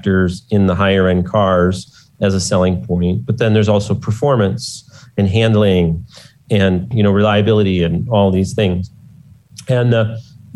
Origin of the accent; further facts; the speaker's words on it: Detroit, Michigan, United States; I grew up in Detroit